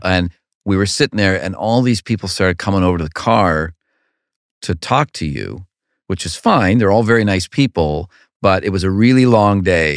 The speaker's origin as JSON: {"language": "English", "town": "Cleveland", "region": "Ohio", "country": "United States", "tie": "born or raised there", "said": "growing up in Cleveland, an only child who doesn't like sports"}